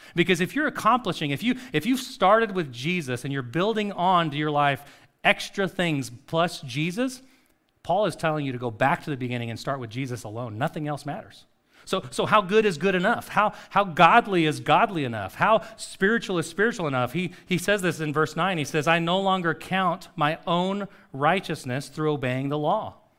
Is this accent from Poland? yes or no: no; Costa Rica; moved away; a street that I grew up on in Costa Rica